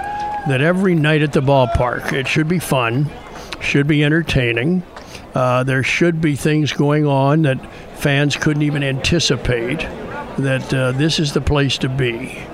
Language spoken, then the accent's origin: English; Wilmington, Delaware, United States; moved away; also born or lived in Orlando; I grew up in Wilmington, Delaware.